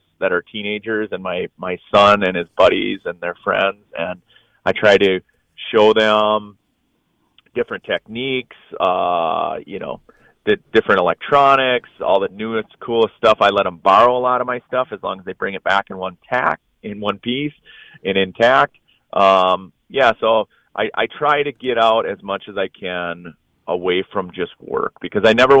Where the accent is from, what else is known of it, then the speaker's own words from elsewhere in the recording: northern Minnesota, United States; Grew up in northern Minnesota watching the Vikings.